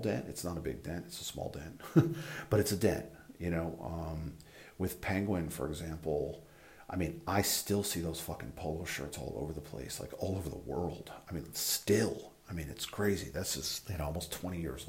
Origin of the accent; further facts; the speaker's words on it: an hour or two outside New York City, Northeast, United States; I grew up in the Northeast. My whole family's from New York City. I grew up, you know, an hour or two outside the city.